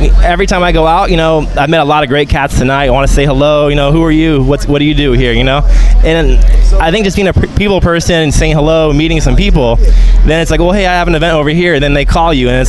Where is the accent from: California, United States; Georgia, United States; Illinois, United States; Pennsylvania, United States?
California, United States; San Diego; moved away as an adult; now in Scottsdale, United States; I'm from San Diego.